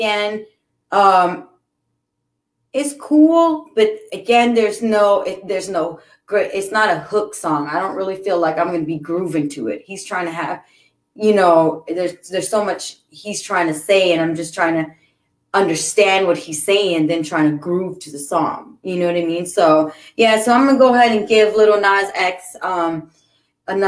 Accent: California, United States; I'm a Californian

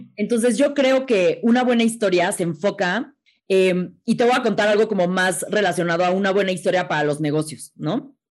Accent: Mexico; está muy difícil como mexicana llegar a ser astronauta

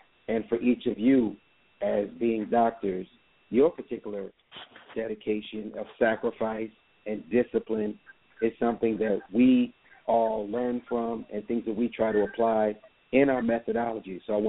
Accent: Jamaica; now in United States; because originally I'm from Jamaica, so you know I came here and I just took advantage of the opportunity.

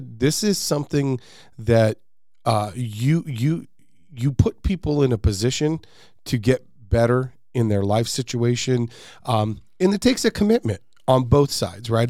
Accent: West Valley, Arizona, United States; I'm from the West Valley. Uh, I live here.

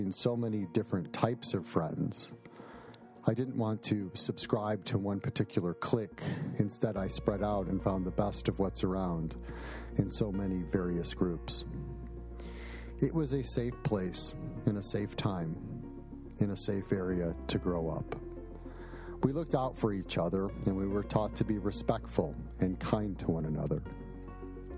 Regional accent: Buffalo Grove, Illinois, United States; I was born and raised in Buffalo Grove, Illinois, in a modest house on a modest street where your neighbors were your friends.

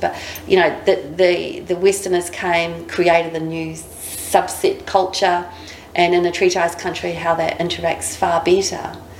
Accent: New Zealand; now in Australia; I'm from New Zealand

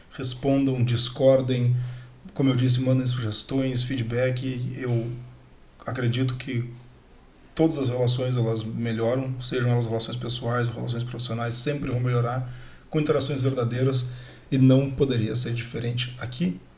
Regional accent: Porto Alegre, Rio Grande do Sul, Brazil; sou natural de Porto Alegre

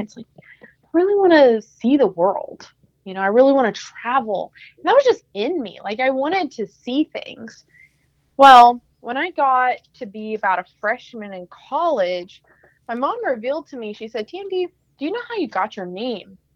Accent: Texas, United States; I'm an elementary teacher. I'm from Texas.

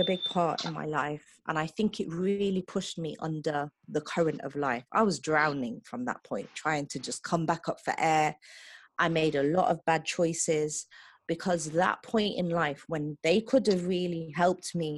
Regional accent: England, United Kingdom; I'm originally from England

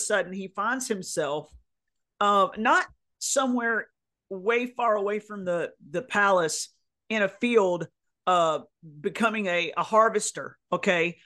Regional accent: North Carolina, United States; in the South where I grew up, North Carolina was my hometown

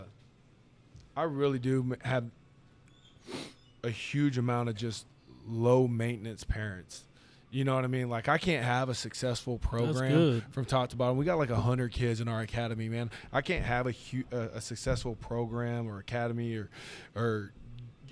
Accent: Grapevine, Texas, United States; I'm from Grapevine

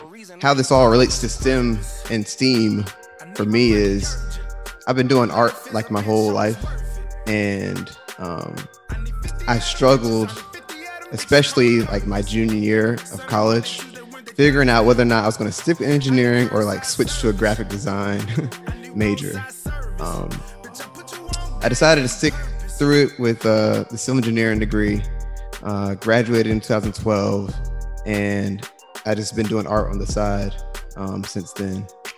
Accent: Portsmouth, Virginia, United States; also born or lived in Greensboro, North Carolina; I was born and raised here in Portsmouth, Virginia. Went to Western Branch High School, graduated from there in 2008.

